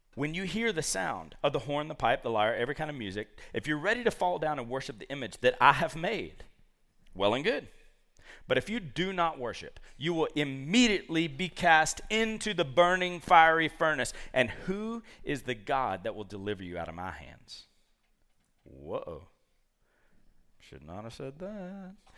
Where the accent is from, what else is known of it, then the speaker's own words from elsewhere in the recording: Georgia, United States; moved away; I root for the University of Georgia 'cause I'm from Georgia